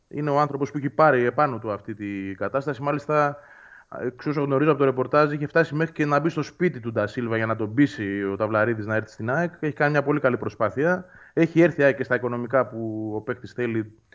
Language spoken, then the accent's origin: Greek; Nea Filadelfeia, Attica, Greece; μεγάλωσα στη Φιλανδία. Γεννήθηκα εκεί